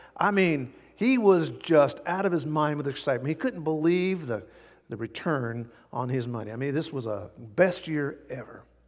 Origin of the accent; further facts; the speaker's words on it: United States; as American Christians